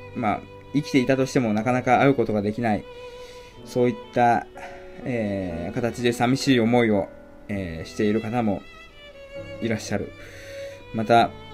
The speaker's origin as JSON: {"language": "Japanese", "region": "Shizuoka", "country": "Japan", "tie": "born or raised there", "said": "私のふるさと、えー、静岡県の、えー、静岡県でありますけども"}